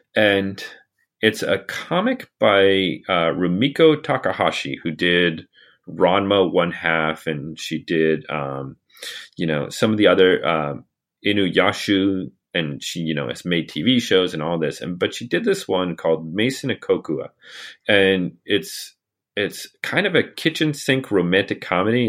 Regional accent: United States; I'm an American

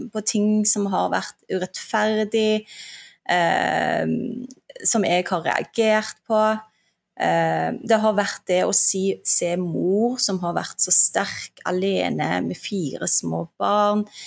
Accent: Stavanger, Rogaland, Norway; also born or lived in Turkey; vi flytta til Stavanger, og det hører du sikkert fra dialekten min, det er der jeg er fra. Uh, og der vokste jeg opp

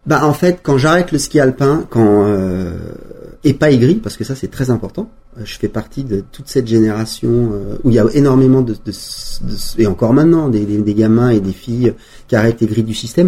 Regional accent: Valmorel, Auvergne-Rhône-Alpes, France; j'ai grandi avec une génération de Valmorel

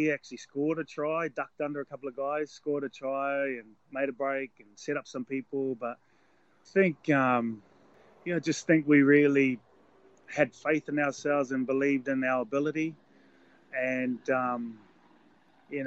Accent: New Zealand; a avid, proud Kiwi

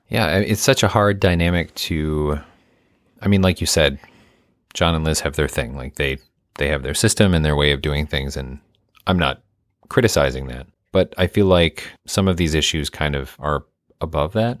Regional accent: Midwest, United States; I'm from the Midwest.

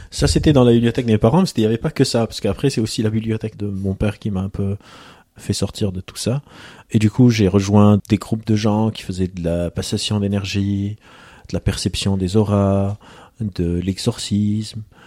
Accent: Lebanon; je viens du Liban, j'ai grandi au Liban, dans un contexte de guerre civile

